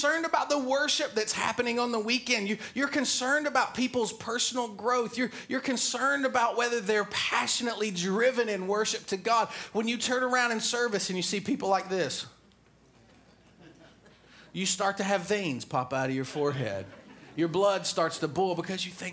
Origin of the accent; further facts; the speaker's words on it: the South, United States; I grew up in the South